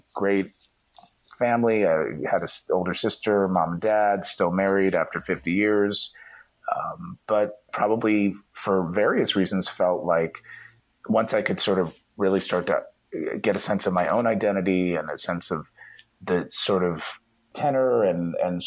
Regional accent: Dayton, Ohio, United States; moved away; growing up in Ohio

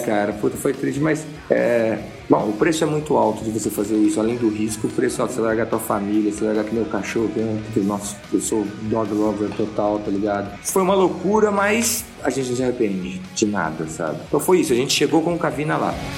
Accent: São José do Rio Preto, São Paulo, Brazil; moved away as an adult; also born or lived in Cesário Lange / Italy / London; foi quando logo eu saí de São José do Preto e foi, né, meus pais mudaram para perto de Sorocaba ali, no interior de uma cidade chamada Cesário Lange

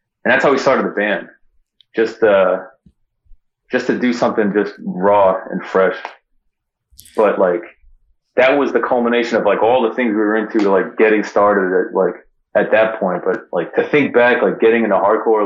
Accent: Long Island, New York, United States; moved away as an adult; also born or lived in San Francisco area; growing up in Long Island, where you just feel trapped all the time

